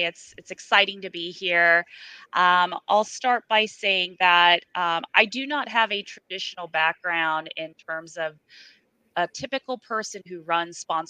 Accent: Japan; moved away; Even going back further before my career, I'm an immigrant from Japan. My dad and the family, he brought us over, it was $200 in a dream.

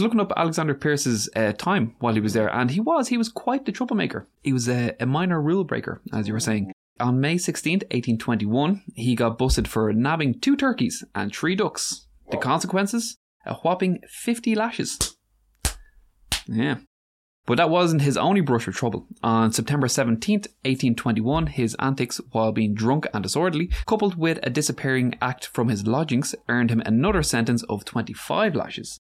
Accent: Ireland; the problem with being Irish

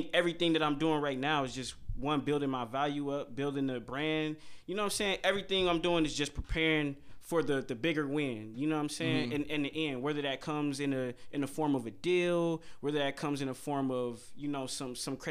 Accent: Milwaukee, Wisconsin, United States; I grew up on Villard. You know what I'm saying? I grew up around like all over, really. Yeah. But like, you know, I spent a lot of my time on Villard

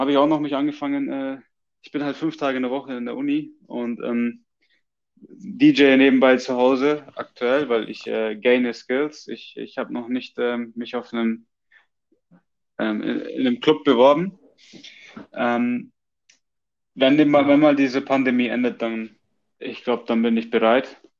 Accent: Germany; now in Australia; als Deutscher

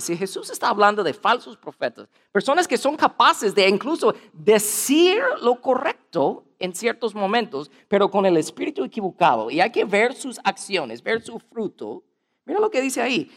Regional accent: United States; Spanish is a second language; soy gringo

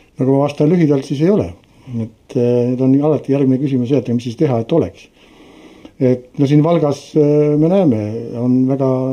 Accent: Tartu, Tartu County, Estonia; mina olen ise pärit Tartust

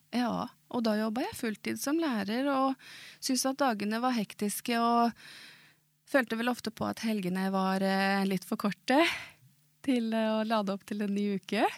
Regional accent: Moss, Østfold, Norway; Swedish is a second language; jag är född i Moss och där har jag vuxit upp

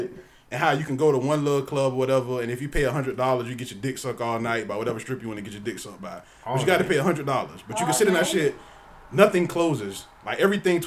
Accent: Georgia, United States; I'm from Georgia

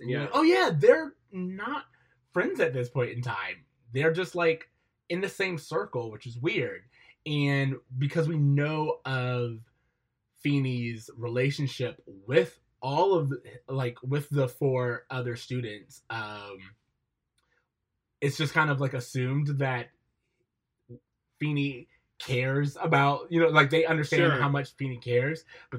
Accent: Florida, United States; as someone who grew up in Florida and therefore no mountain ranges

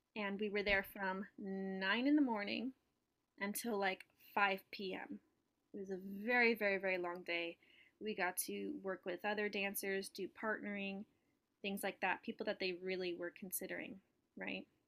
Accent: Southern California, United States; moved away as an adult; now in New York, United States; I'm from Southern California originally, and I was born and raised there

